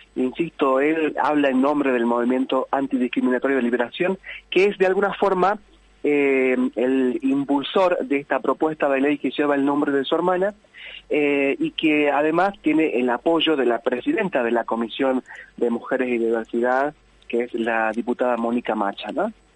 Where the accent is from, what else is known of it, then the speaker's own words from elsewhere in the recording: Tartagal, Salta, Argentina; now in Villa Carlos Paz, Argentina; en mi pueblo, en mi ciudad natal, allí en, Tartagal, en Salta